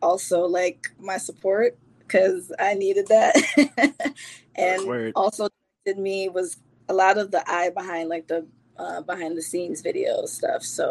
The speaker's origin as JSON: {"language": "English", "town": "Bridgeport", "region": "Connecticut", "country": "United States", "tie": "born or raised there", "also_born_or_lived": "Bronx, New York, United States / Jamaica", "said": "it was Bridgeport at this point home is home for me"}